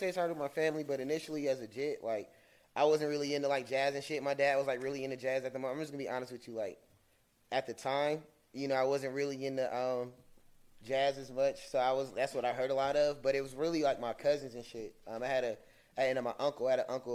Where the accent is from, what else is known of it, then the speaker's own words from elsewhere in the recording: Atlanta, Georgia, United States; I'm from Panola, I'm from Salem Road.